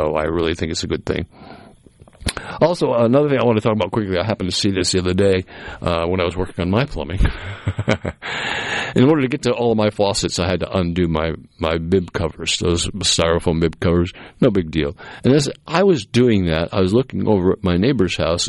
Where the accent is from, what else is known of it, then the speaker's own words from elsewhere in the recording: Massachusetts, United States; the old house I grew up in Massachusetts